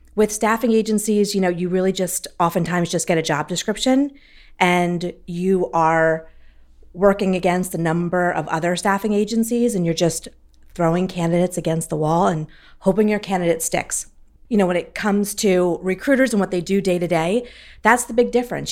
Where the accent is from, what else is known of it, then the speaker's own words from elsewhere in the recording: Philadelphia, Pennsylvania, United States; I'm a senior customer success manager with Accelerate, and I'm from Philadelphia, Pennsylvania